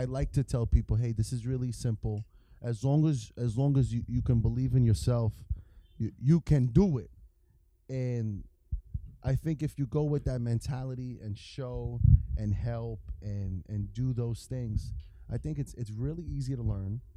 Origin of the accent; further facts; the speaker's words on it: New York, United States; accent: New York; It's my New York accent